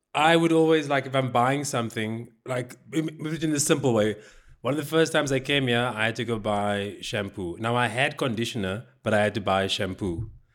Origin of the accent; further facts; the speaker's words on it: South Africa; I'm South African